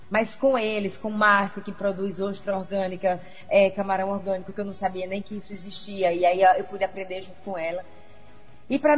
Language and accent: Portuguese; Acari, Rio Grande do Norte, Brazil; É o seguinte, eu não nasci em Acari, mas eu sou acariense. Por quê? Porque meus pais são acarienses.